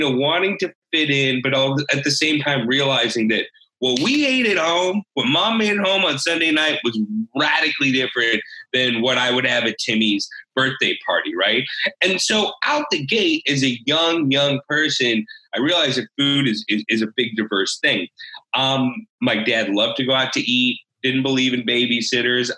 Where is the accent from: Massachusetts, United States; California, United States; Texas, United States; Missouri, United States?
Missouri, United States; St. Louis; now in Austin, United States; I grew up in St. Louis